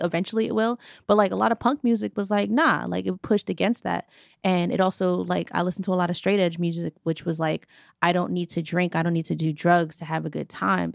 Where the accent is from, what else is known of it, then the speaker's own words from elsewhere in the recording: New York, United States; growing up in New York